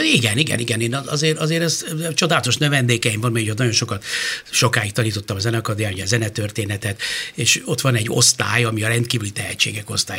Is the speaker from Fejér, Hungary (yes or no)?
no; Budapest, Hungary; én a, a város szívében nőttem föl az Asztóriánál